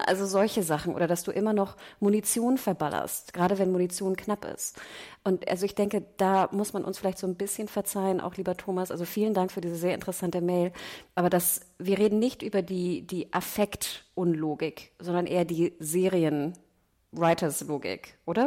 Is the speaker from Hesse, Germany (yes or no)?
no; Hamburg, Germany; als Nordlicht und als Hamburger